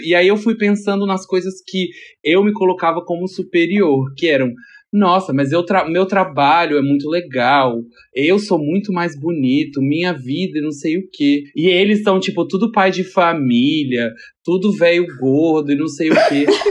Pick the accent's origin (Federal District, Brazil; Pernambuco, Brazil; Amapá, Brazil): Federal District, Brazil; Brasília; moved away as an adult; now in São Paulo, Brazil; sou natural de Brasília, mas eu moro em São Paulo faz uns 7 anos. Vim pra cá pra trabalhar